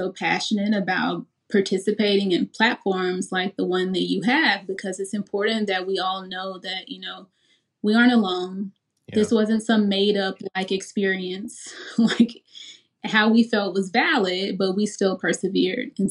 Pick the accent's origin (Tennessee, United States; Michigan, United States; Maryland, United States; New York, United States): Tennessee, United States; Memphis; I'm from Memphis.